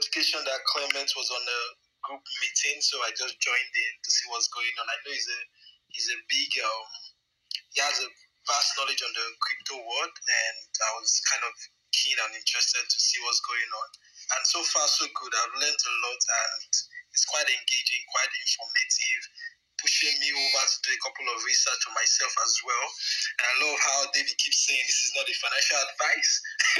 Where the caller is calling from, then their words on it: Nigeria; I'm calling from Nigeria.